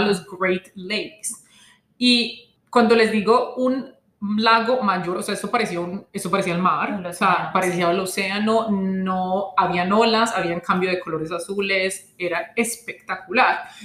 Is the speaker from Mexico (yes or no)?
no; Colombia; como colombiano latino